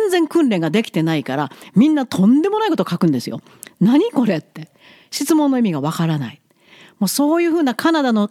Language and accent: Japanese; Seto Inland Sea area, Japan; 私の出身地である瀬戸内